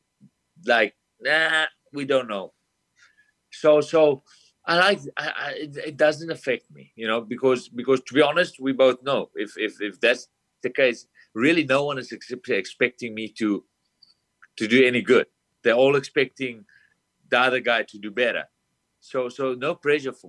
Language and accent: English; South Africa; moved away as an adult; now in United States; I'm from South Africa, a small town. I came over to America with no family, no friends, no one.